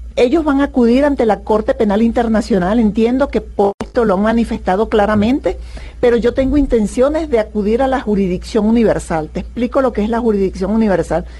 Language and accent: Spanish; Venezuela; mi país